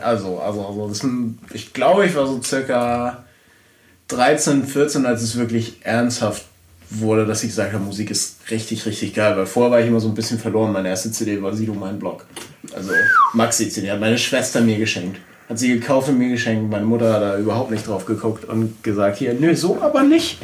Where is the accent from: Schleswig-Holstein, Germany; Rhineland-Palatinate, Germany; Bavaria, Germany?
Schleswig-Holstein, Germany; Glücksburg; habe dann in meinem Heimatort Glücksburg bei Flensburg Gitarrenunterricht genommen